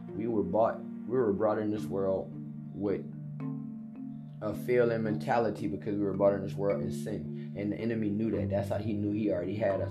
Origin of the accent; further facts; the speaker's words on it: United States; I'm a young African American black man.